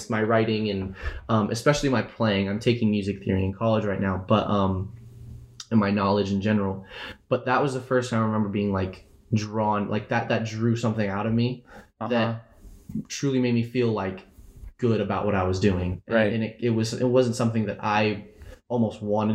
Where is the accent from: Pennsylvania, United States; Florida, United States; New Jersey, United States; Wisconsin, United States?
Florida, United States; now in Washington, United States; I grew up in Florida. Um, I moved to I moved to Washington five years ago